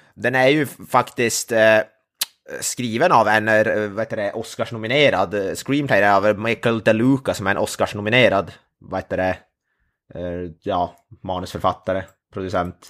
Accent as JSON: {"language": "Swedish", "region": "Norrland", "country": "Sweden", "said": "det var jag som är norrlänning"}